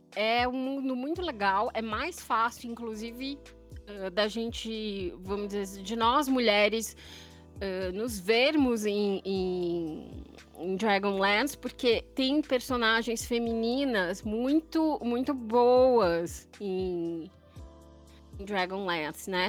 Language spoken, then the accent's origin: Portuguese; São Paulo, Brazil; Eu sou aqui de São Paulo, capital